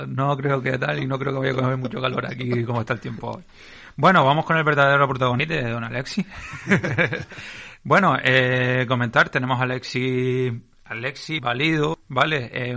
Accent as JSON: {"language": "Spanish", "region": "Canary Islands", "country": "Spain"}